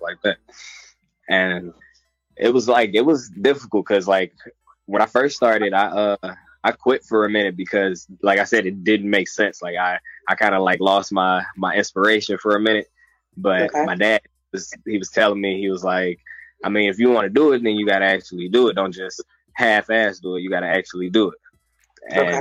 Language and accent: English; Detroit, Michigan, United States; I'm from Detroit. I grew up on the east side